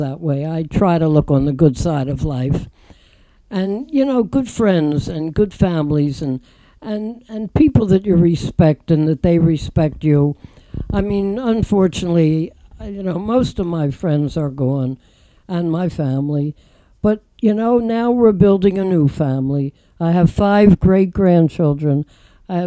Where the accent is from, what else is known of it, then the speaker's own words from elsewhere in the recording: Philadelphia, Pennsylvania, United States; moved away; I'm from Philadelphia